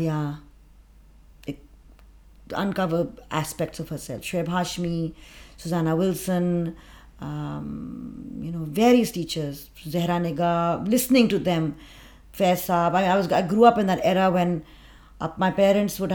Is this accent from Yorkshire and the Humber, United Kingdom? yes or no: no; London, United Kingdom; I was born in London